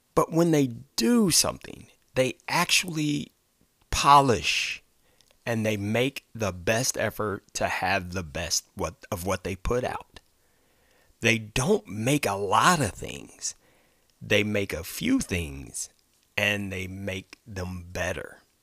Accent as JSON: {"language": "English", "region": "Ohio", "country": "United States", "tie": "born or raised there", "said": "my home state of Ohio"}